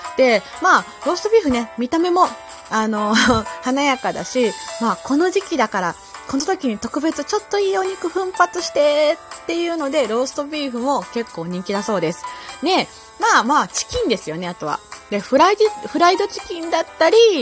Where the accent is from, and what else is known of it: Kansai, Japan